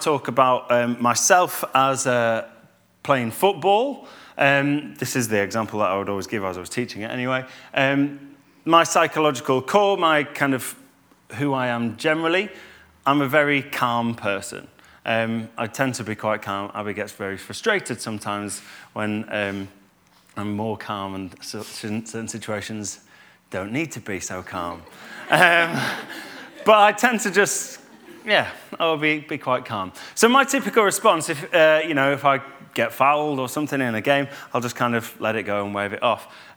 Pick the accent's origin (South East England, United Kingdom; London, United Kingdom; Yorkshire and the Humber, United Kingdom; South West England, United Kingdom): Yorkshire and the Humber, United Kingdom; Normanton; moved away; also born or lived in Cheshire; I'm from Normie, I'm from Normanton, I'm not from Altofts, or I'm from Yorkshire